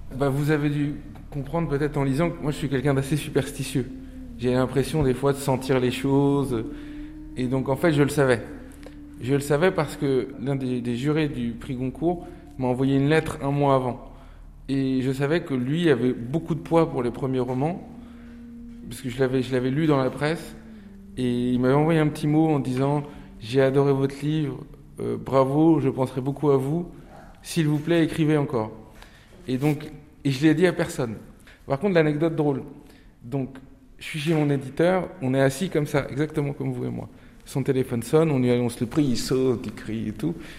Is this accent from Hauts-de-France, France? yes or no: no; Nantes, Pays de la Loire, France; first language Turkish; French is a second language; moved away; also born or lived in Paris; j'ai grandi à Nantes